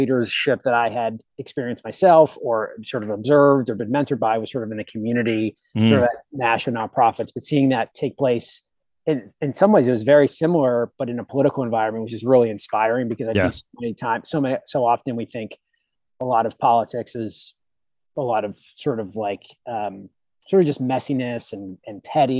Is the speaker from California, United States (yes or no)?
no; Pittsburgh, Pennsylvania, United States; I grew up in Pittsburgh